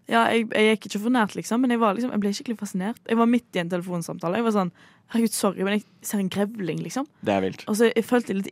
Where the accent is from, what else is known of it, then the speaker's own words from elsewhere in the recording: Bømlo, Vestland, Norway; Jeg er fra Vestlandet